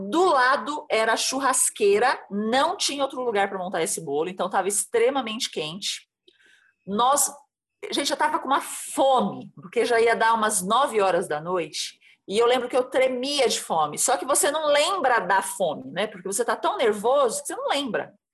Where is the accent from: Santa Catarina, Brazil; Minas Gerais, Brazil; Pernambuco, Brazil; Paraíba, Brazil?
Santa Catarina, Brazil; also born or lived in São Paulo; now in Embu das Artes, Brazil; Eu sou catarinense, já morei em vários lugares em São Paulo